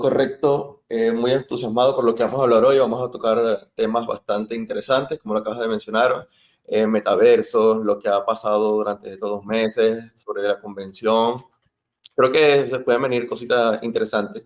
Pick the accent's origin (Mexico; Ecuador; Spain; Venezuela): Venezuela; born or raised there